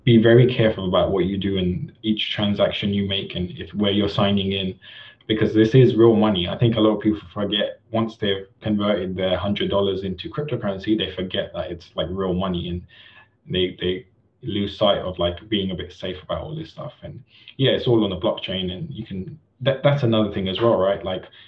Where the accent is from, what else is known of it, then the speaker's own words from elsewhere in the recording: India; for me personally, as an Indian artist, I don't think I would ever have been able to go through the traditional route of selling art